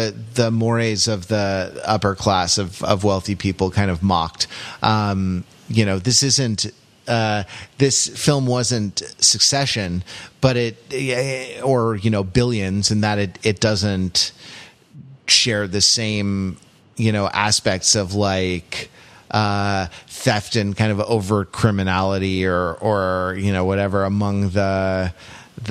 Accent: United States; an American

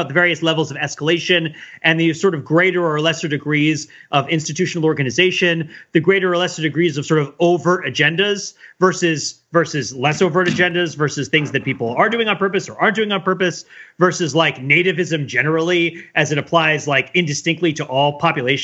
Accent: New Jersey, United States; I grew up in New Jersey

